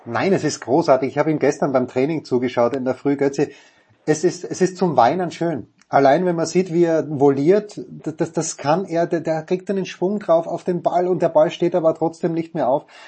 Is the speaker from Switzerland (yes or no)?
no; Köflach, Styria, Austria; now in Munich, Germany; Bernbach-Köflach in Österreich, wo ich herkomme